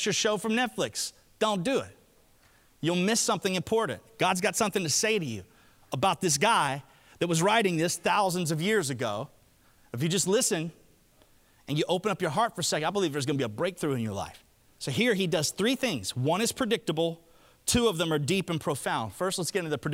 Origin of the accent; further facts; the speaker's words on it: Alabama, United States; I'm from Alabama